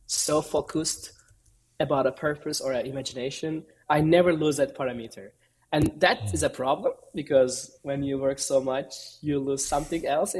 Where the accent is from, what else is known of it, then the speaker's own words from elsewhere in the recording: Istanbul, Turkey; I'm originally from Istanbul, Turkey